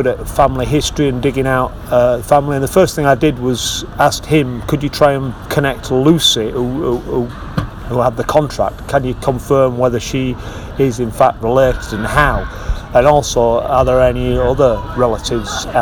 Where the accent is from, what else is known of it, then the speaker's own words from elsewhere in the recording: Wath upon Dearne, Yorkshire and the Humber, United Kingdom; I grew up in Wathondearn.